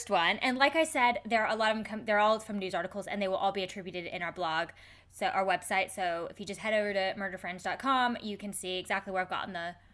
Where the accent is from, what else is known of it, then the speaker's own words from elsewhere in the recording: Canada; I'm Canadian.